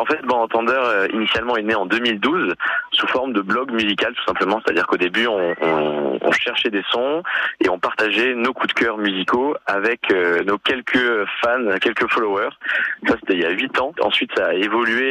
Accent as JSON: {"language": "French", "town": "Nice", "region": "Provence-Alpes-Côte d'Azur", "country": "France", "tie": "born or raised there", "moved": "yes", "said": "je viens de Nice, je suis né à Nice"}